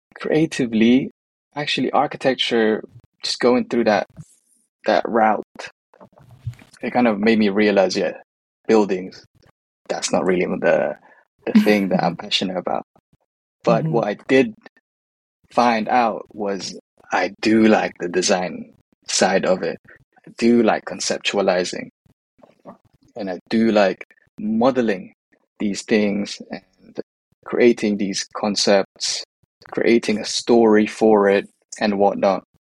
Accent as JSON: {"language": "English", "country": "United Kingdom", "tie": "born or raised there", "also_born_or_lived": "Manila, Philippines"}